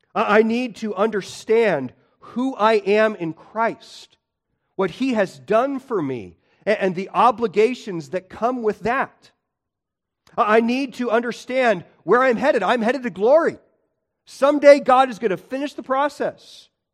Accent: Illinois, United States; I grew up in Illinois

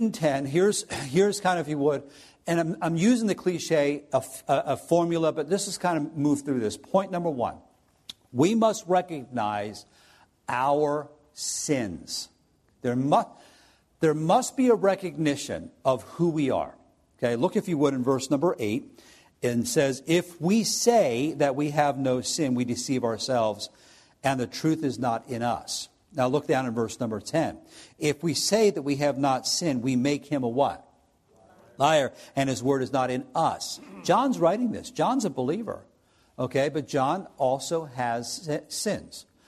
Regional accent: New Jersey, United States; now in Findlay, United States; I'm from South Jersey

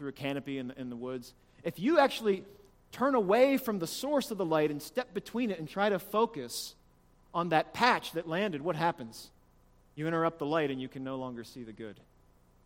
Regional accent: Appalachia, United States; if I'm from Appalachia

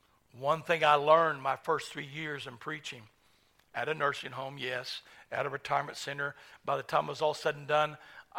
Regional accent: Tulsa, Oklahoma, United States; also born or lived in Owasso, Oklahoma; I'm just a little white boy from Oklahoma. I said, but you know, I grew up in North Tulsa where they were red, yellow, black, and white

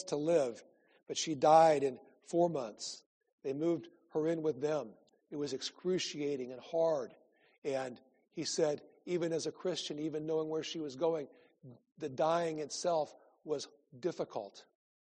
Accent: Iowa, United States; moved away; I grew up in Iowa

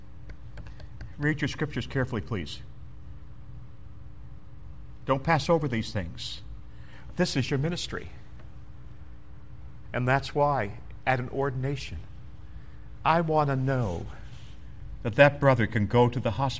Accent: Canada; moved away; I'm a boy from Canada

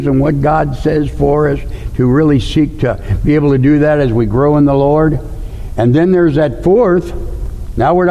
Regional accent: St. Louis, Missouri, United States; I grew up in St. Louis, Missouri

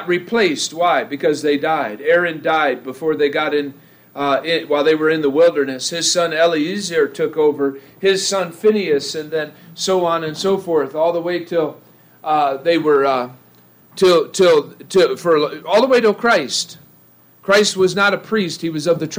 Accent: Ohio, United States; now in Idaho, United States; I grew up in the Midwest. I grew up in Ohio

